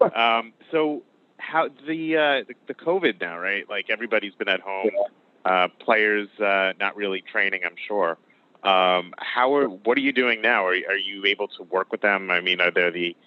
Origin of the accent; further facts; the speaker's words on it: New York, United States; I'm from New York